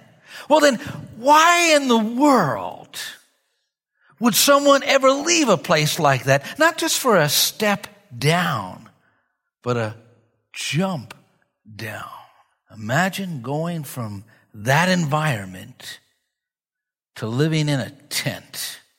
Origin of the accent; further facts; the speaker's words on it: New York, United States; I'm a New Yorker. I'm used to entertainment.